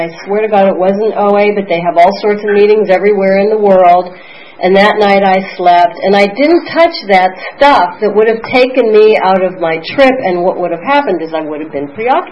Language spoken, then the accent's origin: English; Pennsylvania, United States; moved away; I'm from Pennsylvania